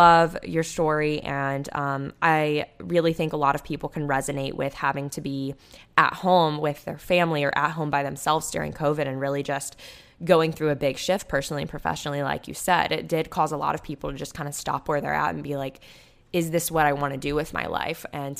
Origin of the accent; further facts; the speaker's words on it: California, United States; I grew up in the Bay Area and decided to study industrial design at Georgia Tech